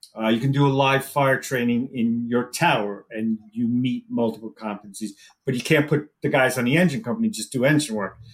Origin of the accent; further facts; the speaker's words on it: New York, United States; moved away as an adult; also born or lived in Wallingford, Connecticut; I came from New York originally